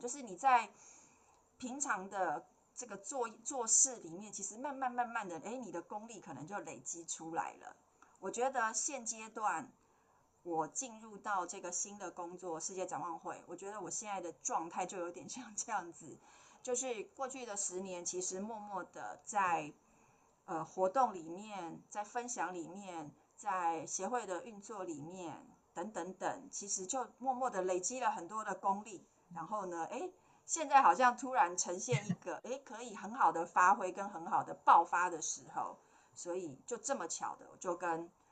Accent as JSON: {"language": "Chinese", "town": "Taipei", "country": "Taiwan", "said": "我刚刚有说我是台北人"}